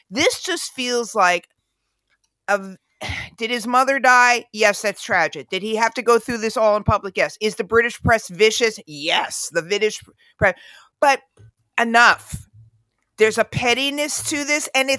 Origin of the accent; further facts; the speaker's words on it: United States; Look, we're American, so we have a fascination with the royals